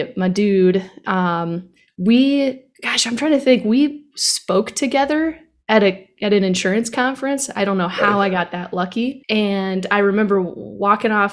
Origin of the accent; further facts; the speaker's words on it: Tampa, Florida, United States; I was born in Tampa, Florida on February 9th, 1990.